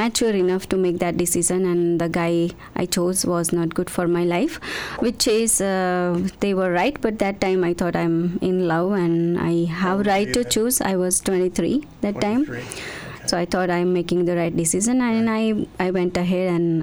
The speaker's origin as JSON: {"language": "English", "region": "Gujarat", "country": "India", "tie": "born or raised there", "moved": "as an adult", "lives_now": "Yorkton, Canada", "said": "I born in India, in Gujarat, the place called Gujarat."}